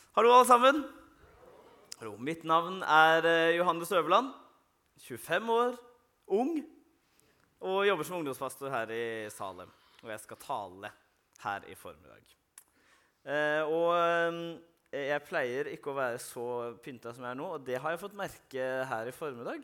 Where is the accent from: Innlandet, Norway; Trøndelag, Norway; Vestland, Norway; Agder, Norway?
Agder, Norway; Arendal; der jeg kommer fra i Arendal